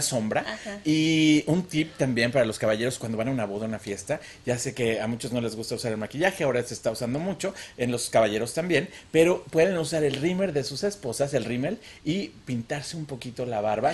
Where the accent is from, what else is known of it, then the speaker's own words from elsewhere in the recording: Mexico City, Mexico; also born or lived in Cuernavaca, Morelos; now in United States; yo nací en Cuernavaca, pero toda la vida viví en la Ciudad de México